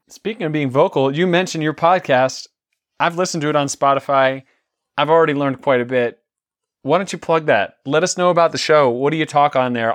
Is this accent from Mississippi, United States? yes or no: no; New York City, New York, United States; I grew up in the New York City, uh, area. I was born in New York City